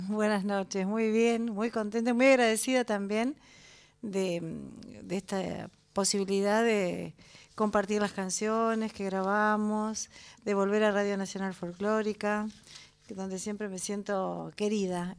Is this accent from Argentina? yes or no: yes; La Plata, Buenos Aires Province, Argentina; Nací en la ciudad de La Plata, exactamente